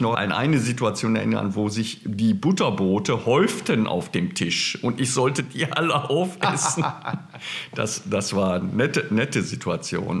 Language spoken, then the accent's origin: German; Berlin, Germany; ich kam ja aus Berlin, aus der Stadt